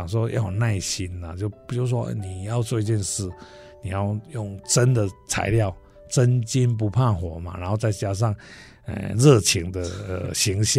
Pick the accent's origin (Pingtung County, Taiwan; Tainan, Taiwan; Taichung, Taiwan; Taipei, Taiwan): Taichung, Taiwan; 那加上我们台中人就是热情，然后又很照顾在地品牌，